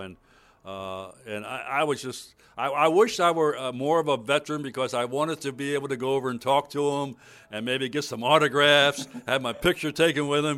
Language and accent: English; Baltimore, Maryland, United States; in Baltimore, my hometown